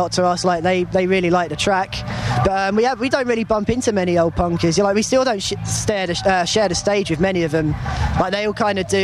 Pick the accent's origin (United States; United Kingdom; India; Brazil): United Kingdom; Watford, East of England; I'm from Watford